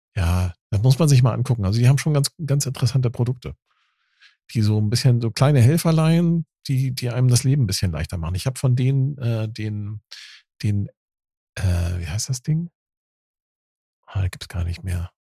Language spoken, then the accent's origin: German; Dithmarschen, Schleswig-Holstein, Germany; ich komme ja vom Land aus Dithmarschen